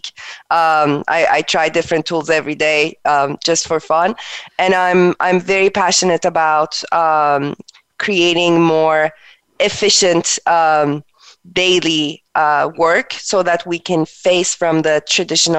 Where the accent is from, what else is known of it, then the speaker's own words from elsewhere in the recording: Turkey; moved away as an adult; also born or lived in East Coast, United States; now in United States; I am originally from Turkey. I moved to United States in early 2000 for college.